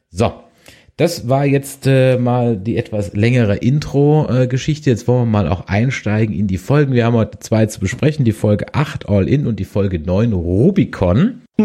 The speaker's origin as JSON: {"language": "German", "country": "Germany", "said": "ich als Deutscher"}